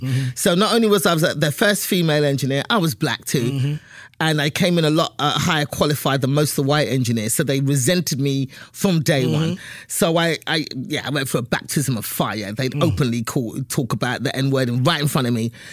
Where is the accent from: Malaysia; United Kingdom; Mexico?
United Kingdom; London; moved away as an adult; now in United States; I was born and raised in England